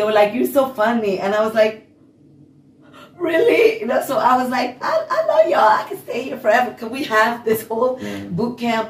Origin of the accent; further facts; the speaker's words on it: Hungary; accent: Hungarian; English is a second language; moved away; Hungary. And then, but I was so shy, and I was so, like, my Hungarian, I was so embarrassed coming here with my accent, and I was just like, I barely spoke.